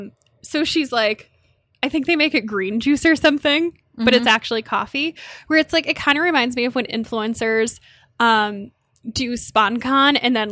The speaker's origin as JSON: {"language": "English", "region": "New York", "country": "United States", "said": "And that's pretty major for me as a New Yorker because I don't have time or patience to deal with uncomfortable shoes because I'm walking everywhere."}